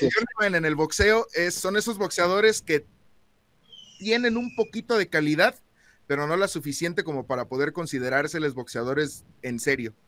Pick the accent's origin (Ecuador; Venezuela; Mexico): Mexico; Celaya, Guanajuato; yo soy de Celaya